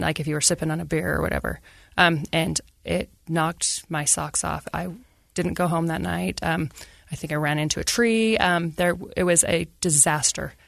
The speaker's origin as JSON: {"language": "English", "town": "Ogden", "region": "Utah", "country": "United States", "tie": "born or raised there", "said": "I grew up in Ogden, Utah."}